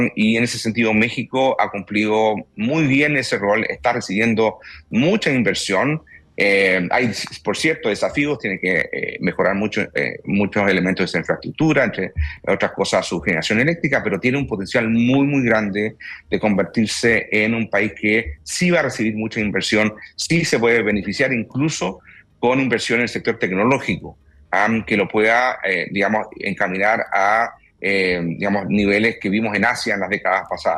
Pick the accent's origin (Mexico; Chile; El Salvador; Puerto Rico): Chile